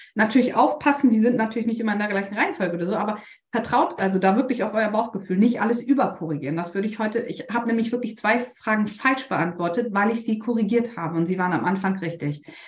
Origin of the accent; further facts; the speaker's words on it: Bremen, Germany; ich komme aus Bremen